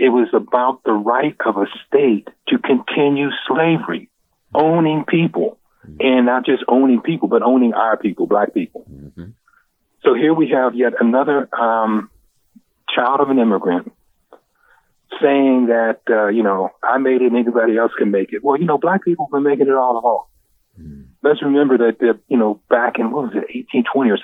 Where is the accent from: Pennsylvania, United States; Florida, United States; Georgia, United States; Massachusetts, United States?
Pennsylvania, United States; Pittsburgh; now in Delaware, United States; I grew up in Pittsburgh